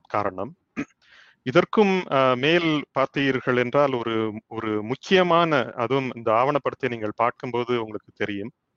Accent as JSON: {"language": "Tamil", "town": "Thoothukudi", "region": "Tamil Nadu", "country": "India", "moved": "yes", "lives_now": "United States", "said": "நான் வந்து தூத்துக்குடியை சேர்ந்தவன் அந்த மண்ணினுடைய தாக்கம் கட்டாயமாக என்னில் இருக்கிறது"}